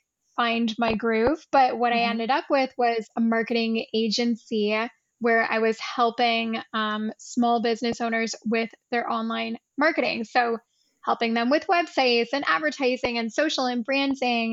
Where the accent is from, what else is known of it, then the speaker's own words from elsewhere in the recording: Canada; also born or lived in Ottawa / Rome; I'm Canadian as well. I'm currently just outside of Toronto, but I live in Ottawa